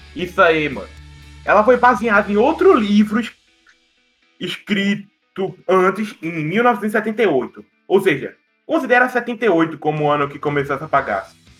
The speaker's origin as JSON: {"language": "Portuguese", "region": "Northeast Region", "country": "Brazil", "said": "a gente é nordestino"}